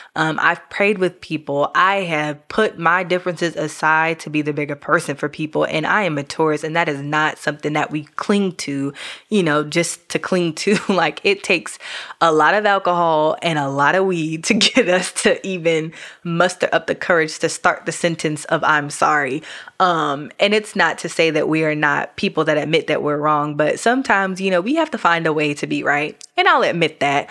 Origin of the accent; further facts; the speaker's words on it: New York, United States; now in Georgia, United States; I'm from New York originally